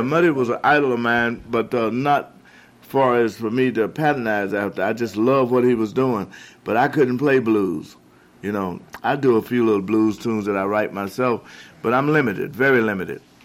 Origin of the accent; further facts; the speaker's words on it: Chicago, Illinois, United States; also born or lived in Mississippi; I was raised in Chicago